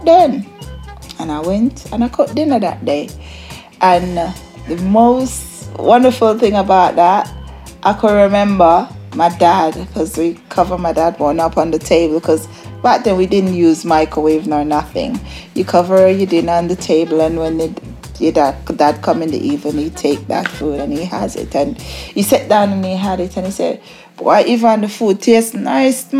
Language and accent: English; Jamaica; now in London, United Kingdom; Growing up in Jamaica, my mum of eight of us, I'm the third born